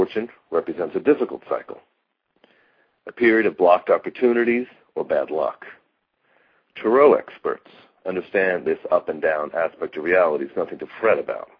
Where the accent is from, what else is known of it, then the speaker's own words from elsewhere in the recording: United States; now in Arizona, United States; I'm originally from New York